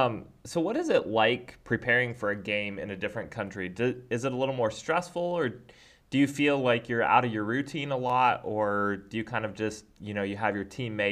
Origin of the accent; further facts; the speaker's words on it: United States; now in Iceland; there's so much that I've been thankful for growing up in America, what it has given me.